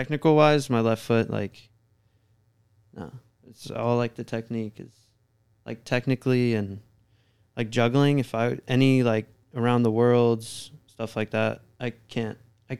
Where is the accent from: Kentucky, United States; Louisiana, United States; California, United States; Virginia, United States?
Virginia, United States; Staunton; I'm from Stanton, Virginia, so there's not really anything around there.